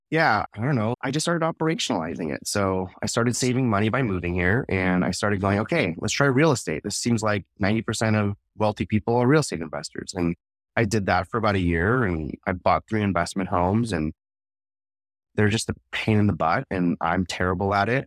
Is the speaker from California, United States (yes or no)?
yes; Bay Area, San Francisco area, California, United States; moved away as an adult; now in Texas, United States; Silicon Valley native, born and raised in the Bay Area, San Francisco area, and uh, lived there my entire life